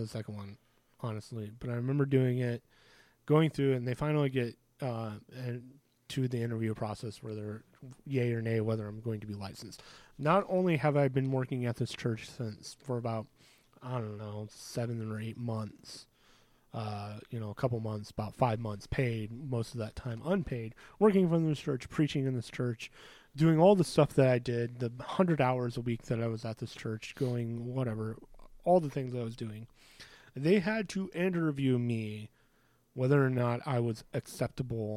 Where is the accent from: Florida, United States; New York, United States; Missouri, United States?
Missouri, United States; St. Louis; I'm from St. Louis